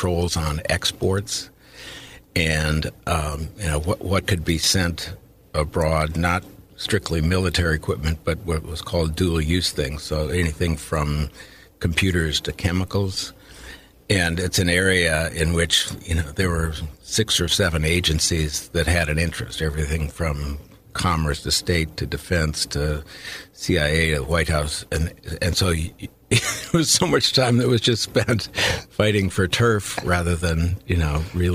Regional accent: Minnesota, United States; moved away; I grew up in Minnesota

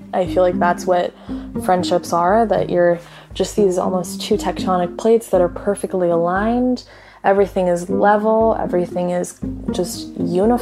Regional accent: Toronto, Ontario, Canada; I am a 22-year-old listener from Toronto, Ontario. I am an Indian woman born and raised in Canada

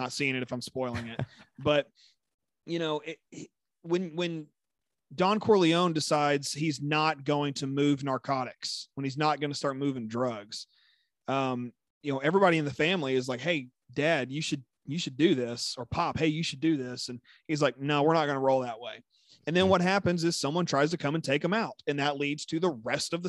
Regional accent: Texas, United States; As a Texan

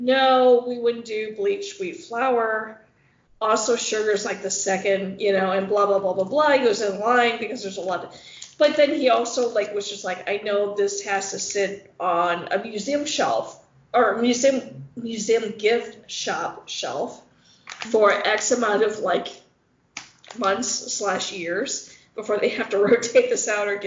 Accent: Midwest, United States; I'm a Midwesterner.

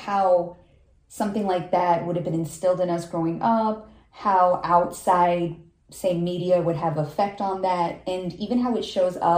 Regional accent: a suburb in Chicago, Illinois, United States; I'm Pakistani. I'm growing up in this suburb in Chicago

